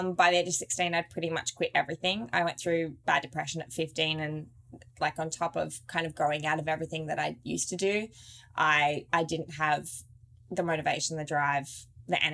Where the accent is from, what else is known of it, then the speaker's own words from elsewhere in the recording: Australia; we're so blessed to have grown up there